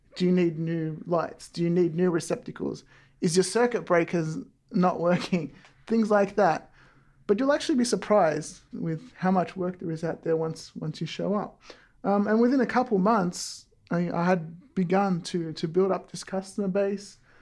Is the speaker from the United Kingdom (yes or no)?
no; Melton, Victoria, Australia; now in Walnut Creek, United States; originally I'm from, uh, the webs, western suburbs, uh, in Victoria, Australia